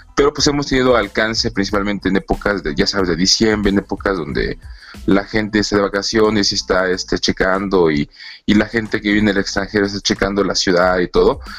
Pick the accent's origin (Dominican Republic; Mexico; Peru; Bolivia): Mexico; Mexico City